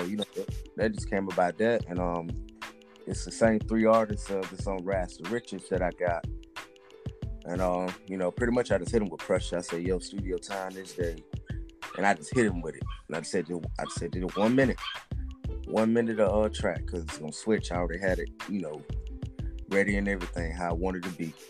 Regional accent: Atlanta, Georgia, United States; I'm from Atlanta. You know, born and raised

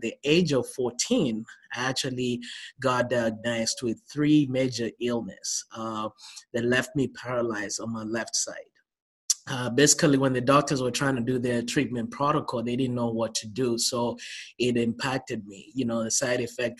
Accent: Nakuru, Nakuru County, Kenya; moved away as an adult; now in United States; I was born and raised in Kenya

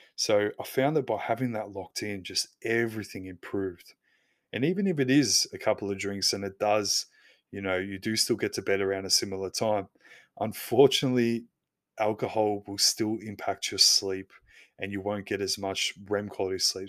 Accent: Australia; I'm Aussie

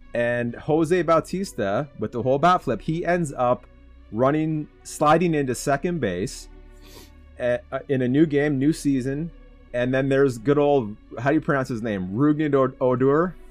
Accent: Southern Ontario, Canada; I'm from Southern Ontario. I'm an hour away from Toronto

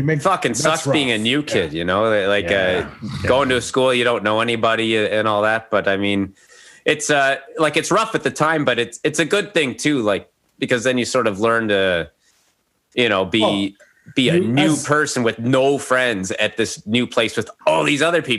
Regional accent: Calgary, Alberta, Canada; born there; also born or lived in Castlegar; I was born in Calgary.

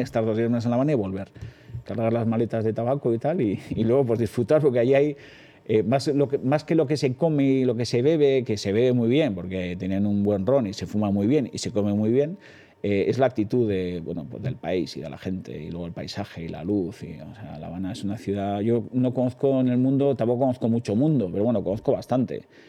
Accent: Hondarribia, Basque Country, Spain; Yo he nacido en la, en el Vidasoa, Eh, y, y mi infancia es una infancia muy feliz, con muchos recuerdos, con muchos fotogramas todavía muy presentes, todavía sigo viviendo allí

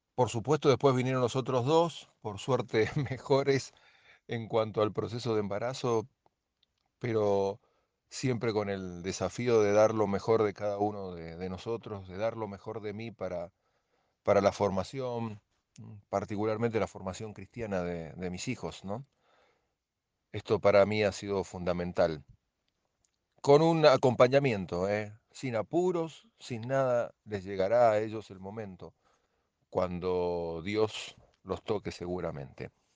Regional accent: Mendoza, Argentina; de la provincia de Mendoza

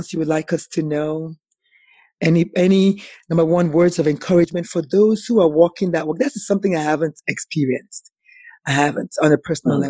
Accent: Nigeria; moved away; As an African, as a Nigerian

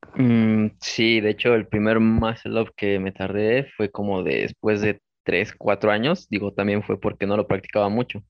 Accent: Mexico City, Mexico; soy de la Ciudad de México

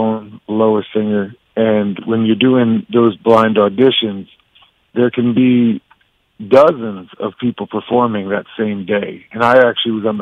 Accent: Saugerties, New York, United States; I grew up in Saugerties and, yeah, my whole life

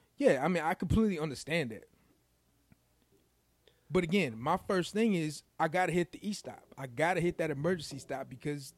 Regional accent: Chicago, Illinois, United States; I'm from Chicago. I love Chicago

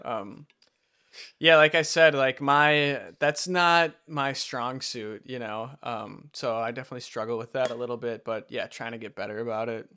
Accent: Wisconsin, United States; moved away as an adult; also born or lived in Utah; that's why I moved back to Wisconsin from Utah and back in with my parents

